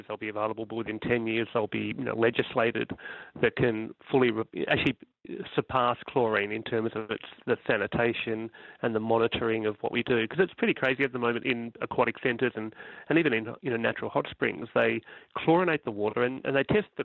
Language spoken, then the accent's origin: English; Melbourne, Victoria, Australia; I grew up in Bayside suburb of Melbourne